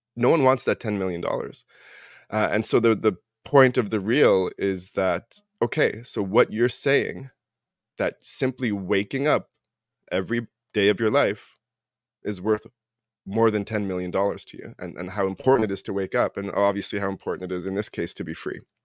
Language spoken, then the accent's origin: English; Toronto, Ontario, Canada; moved away as an adult; now in New Brunswick, Canada; I grew up in Toronto. I live in New Brunswick now